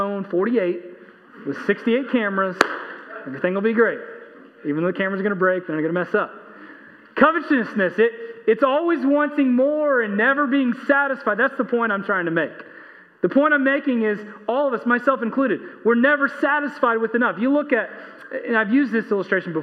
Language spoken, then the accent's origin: English; Texas, United States; I'm an American. I'm a Texan